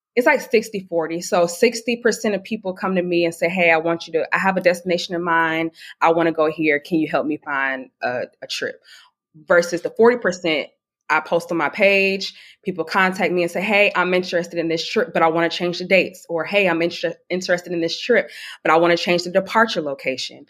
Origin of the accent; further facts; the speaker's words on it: Atlanta, Georgia, United States; now in Charleston, United States; I'm originally from Atlanta, Georgia. I am 27 years old, but I currently live in Charleston, South Carolina